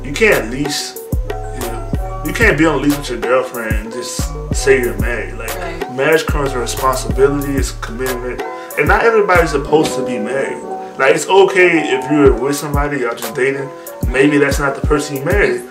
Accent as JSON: {"language": "English", "region": "the South", "country": "United States", "said": "I'm from the South, real old school"}